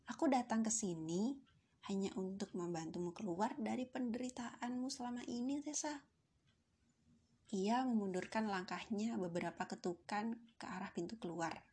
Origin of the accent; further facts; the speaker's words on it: Central Java, Indonesia; born there; now in Yogyakarta, Indonesia; aku sedang berjuang untuk menggel, menempuh gelar sarjana filsafat dari kampus biru di kota Yogyakarta. Kota kelahiranku disebut sebagai kota ukir.